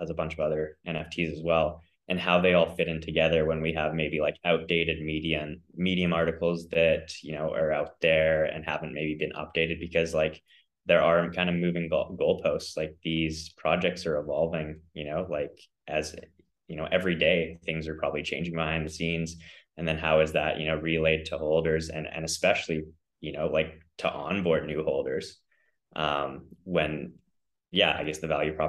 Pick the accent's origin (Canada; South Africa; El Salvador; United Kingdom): Canada; also born or lived in Australia; I am from Canada. I was born there and my dad is a Canadian, my mom is an Aussie. So I kind of spent time growing up between the two countries.